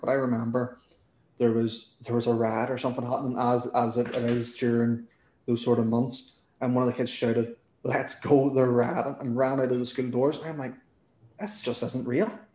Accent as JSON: {"language": "English", "region": "Northern Ireland", "country": "United Kingdom", "accent": "Northern Irish", "said": "my Northern Irish accent"}